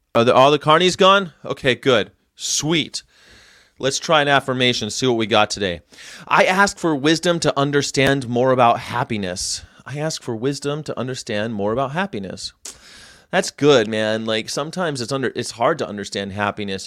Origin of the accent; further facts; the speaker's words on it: California, United States; moved away as an adult; I grew up here. I grew up in California, but I've lived all over the world. I moved back here about five years ago